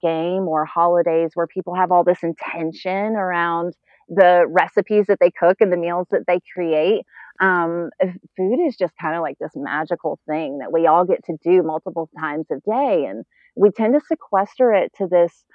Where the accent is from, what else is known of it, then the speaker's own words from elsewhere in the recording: the South, United States; now in Atlanta, United States; I grew up in the South